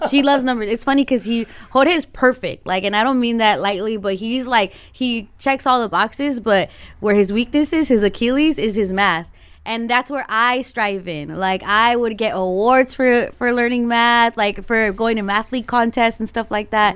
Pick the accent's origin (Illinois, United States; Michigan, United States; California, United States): California, United States; Glendale; I grew up in Glendale